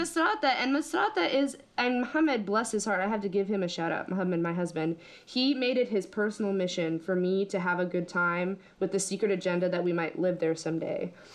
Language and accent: English; United States; I'm American